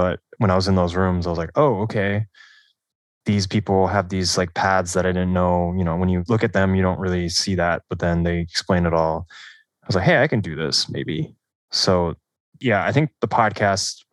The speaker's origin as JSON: {"language": "English", "town": "Sammamish", "region": "Washington", "country": "United States", "said": "I'm from the Seattle area, Sammamish, Washington, Issaquah"}